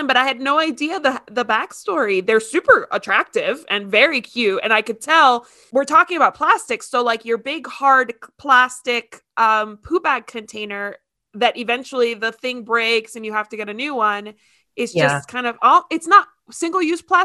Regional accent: Miami, Florida, United States; I'm from Miami where it's all septic.

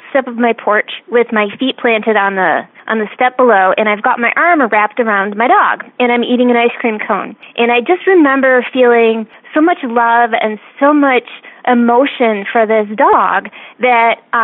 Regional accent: Michigan, United States; I grew up right about where the knuckle of your thumb is on Lake Michigan, or Lake Huron

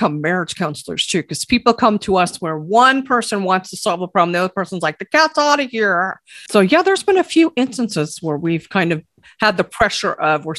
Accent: Buffalo, New York, United States; moved away; I grew up in Buffalo.

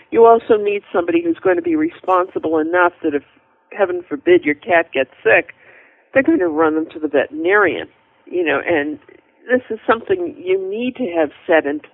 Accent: New England, United States; I'm from New England

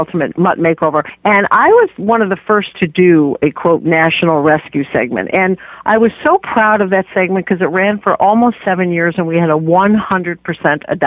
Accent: Detroit, Michigan, United States; I grew up in Detroit, Michigan

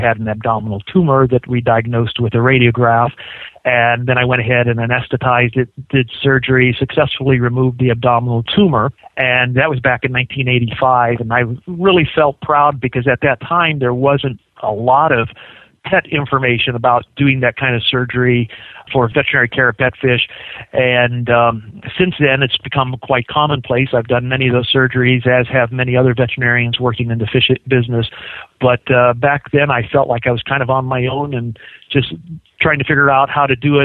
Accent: Kansas, United States; moved away as an adult; also born or lived in Las Vegas, Nevada; now in Phoenix, United States; I definitely wanted to get out of the snow from Kansas where I was originally

